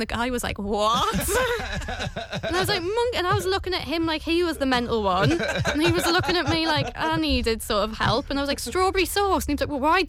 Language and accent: English; Newcastle upon Tyne, North East England, United Kingdom; now in London, United Kingdom; Well, I'm from Newcastle, which is pretty friendly, but I live in London now